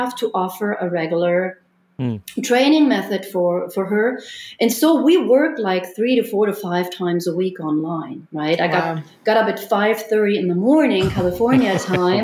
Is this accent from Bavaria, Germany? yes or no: yes; Munich, Bavaria, Germany; moved away; in Munich in my hometown